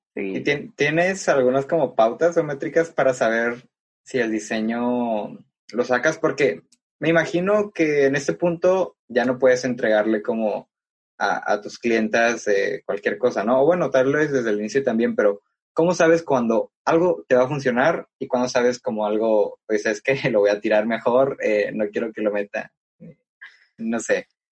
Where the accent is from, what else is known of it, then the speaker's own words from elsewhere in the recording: Mexico; also born or lived in Tepic, Nayarit; nos decimos que somos mexicanos